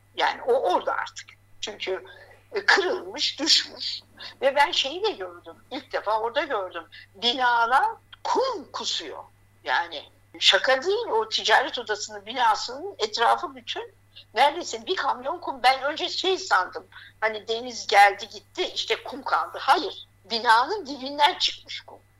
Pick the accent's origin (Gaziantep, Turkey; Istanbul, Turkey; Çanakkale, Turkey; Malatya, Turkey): Gaziantep, Turkey; now in Hatay, Turkey; ben Antepliyim